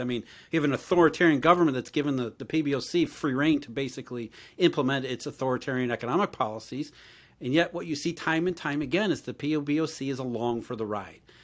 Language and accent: English; Rust Belt, United States; I grew up in the Rust Belt